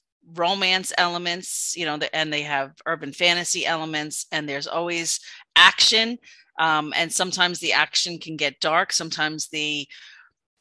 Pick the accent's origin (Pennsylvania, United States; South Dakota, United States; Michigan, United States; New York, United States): New York, United States; being a New Yorker